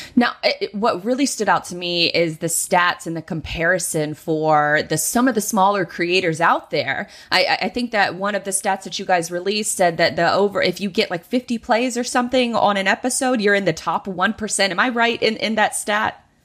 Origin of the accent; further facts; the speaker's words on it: Jacksonville, Florida, United States; my hometown of Jacksonville, Florida